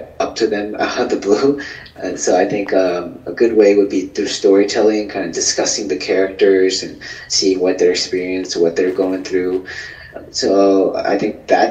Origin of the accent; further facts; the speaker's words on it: Vietnam; I'm Vietnamese.